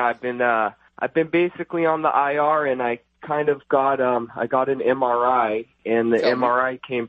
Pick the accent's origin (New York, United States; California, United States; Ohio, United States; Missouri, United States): California, United States; Costa Mesa; I am 32 years old, and I grew up in Costa Mesa, California.